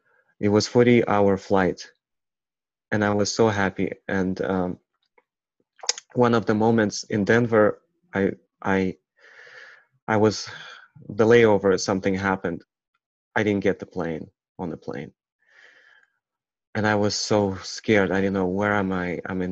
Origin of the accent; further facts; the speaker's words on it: Ukraine; English is a second language; it didn't make sense that I look dark, black, and I'm from Ukraine.